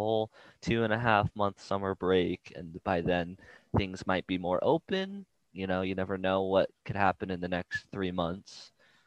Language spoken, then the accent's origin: English; San Diego, California, United States; I'm from here. I live 5 minutes from Mesa.